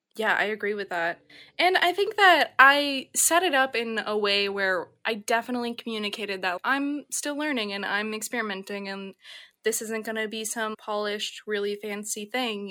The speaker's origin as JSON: {"language": "English", "region": "Minnesota", "country": "United States", "also_born_or_lived": "San Francisco", "moved": "as an adult", "said": "I'm a Midwesterner, it's very special to me"}